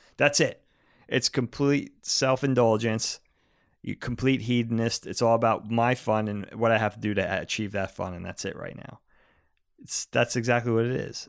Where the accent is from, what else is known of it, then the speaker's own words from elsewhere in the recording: Long Island, New York, United States; not far from where we grew up on Long Island